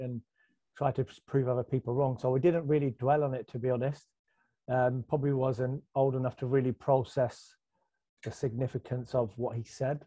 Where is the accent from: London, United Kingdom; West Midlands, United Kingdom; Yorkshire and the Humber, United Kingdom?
West Midlands, United Kingdom; Birmingham; I grew up in Birmingham